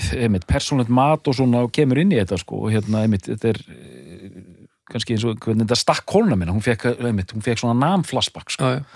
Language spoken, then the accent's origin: Icelandic; Edinburgh, Scotland, United Kingdom; Edinborg, mínum heimabæ.